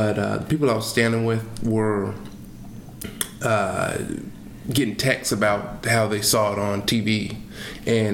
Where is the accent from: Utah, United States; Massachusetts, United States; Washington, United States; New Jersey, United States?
Washington, United States; Seattle; I'm from Seattle